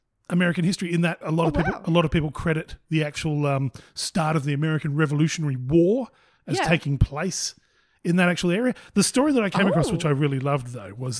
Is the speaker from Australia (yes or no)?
yes; Australia; We are essentially Australian hillbillies